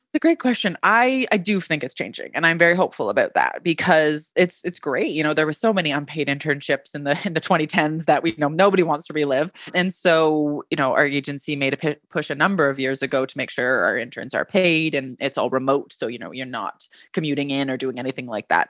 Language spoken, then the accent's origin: English; Canada; I'm Canadian